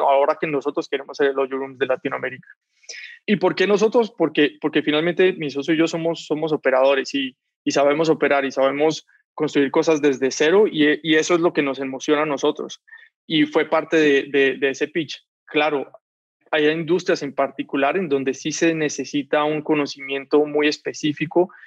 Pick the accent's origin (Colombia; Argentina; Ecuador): Colombia; Cali, Valle del Cauca; moved away as an adult; now in Mexico; Soy de Cali, en Colombia